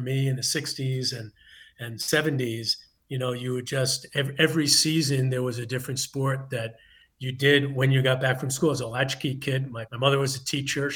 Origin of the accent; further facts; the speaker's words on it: New York City, New York, United States; I grew up in Queens